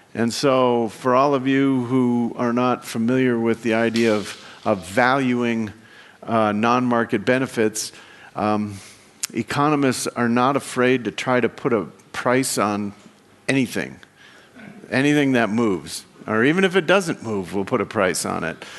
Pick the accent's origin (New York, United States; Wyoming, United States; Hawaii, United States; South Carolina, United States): Wyoming, United States; I come from Wyoming, and if you've never been in Wyoming, uh, it's half a million people in the whole state